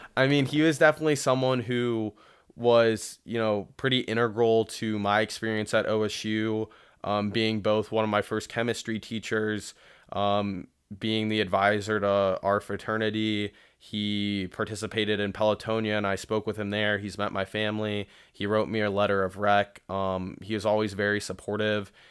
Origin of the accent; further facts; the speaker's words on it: Columbus, Ohio, United States; I was born and raised in Columbus